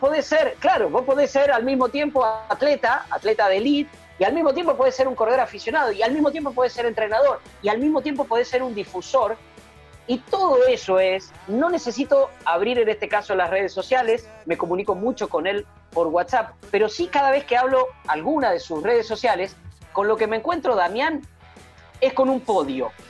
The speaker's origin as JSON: {"language": "Spanish", "town": "Puan", "region": "Buenos Aires Province", "country": "Argentina", "tie": "born or raised there", "moved": "yes", "said": "porque allí nací, en ese lugar nací, eh, y estamos hablando de, Puan, del pueblo donde yo nací"}